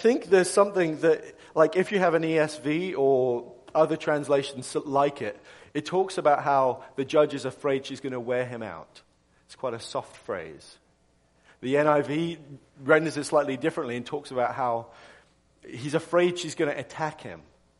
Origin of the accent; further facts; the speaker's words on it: England, United Kingdom; moved away as an adult; now in United States; I'm from England originally. I know I'm kind of losing my accent, so you're probably wondering if, like, what's going on with this guy's voice. But I'm English.